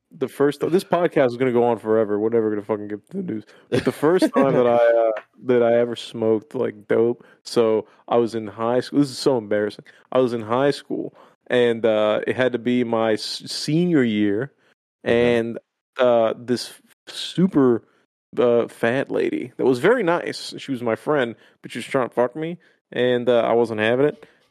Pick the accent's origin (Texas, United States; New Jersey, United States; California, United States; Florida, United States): Florida, United States; Miami; I'm just used to better shit. You know, I'm from Miami.